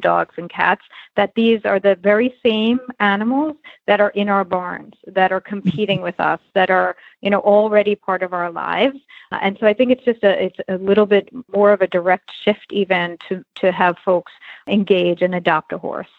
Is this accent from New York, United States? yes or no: yes; New York, United States; I grew up in New York and rode hunter jumpers as a uh, kid